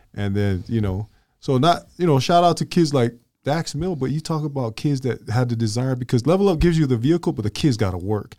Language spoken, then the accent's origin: English; Glendale, United States; I was from Glendale